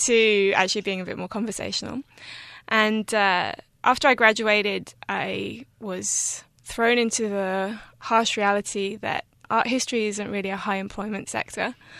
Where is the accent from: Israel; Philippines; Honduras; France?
France; moved away; also born or lived in England / Australia / Taiwan; I was born in England and I grew up in France, and I've lived on and off in Australia, become Australian recently, in fact.